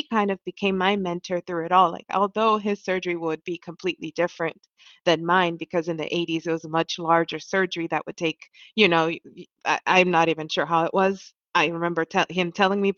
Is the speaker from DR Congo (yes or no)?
yes; DR Congo; also born or lived in Ohio; now in New York, United States; I'm originally from Congo